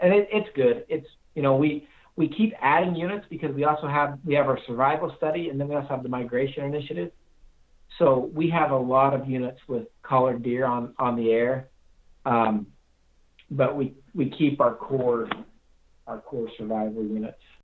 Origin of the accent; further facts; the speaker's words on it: Castle Dale, Utah, United States; I grew up in Castledale, Utah